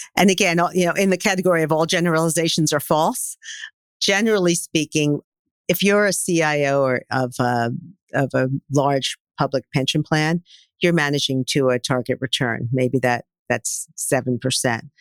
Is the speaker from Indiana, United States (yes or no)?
no; New York City, New York, United States; I am a born and bred New Yorker.